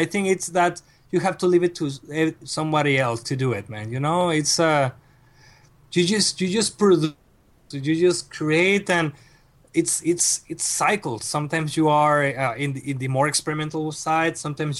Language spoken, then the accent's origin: English; Mexico; And I arrived to Mexico, to my hometown, 3 days after my father passed away.